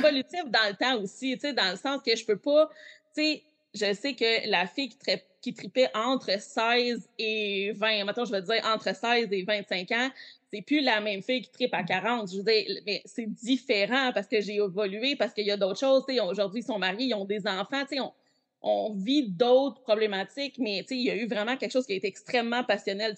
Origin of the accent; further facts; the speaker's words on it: Quebec, Canada; je viens du Québec